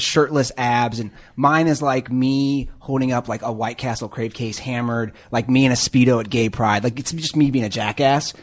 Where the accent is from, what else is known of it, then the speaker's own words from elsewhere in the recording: Cincinnati, Ohio, United States; I'm from Cincinnati